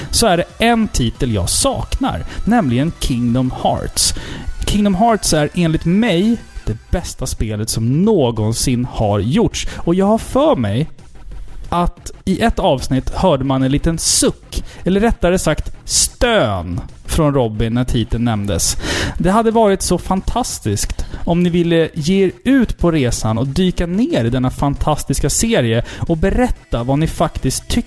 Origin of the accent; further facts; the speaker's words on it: Sweden; accent: Standard Swedish; jag pratar ju rikssvenska.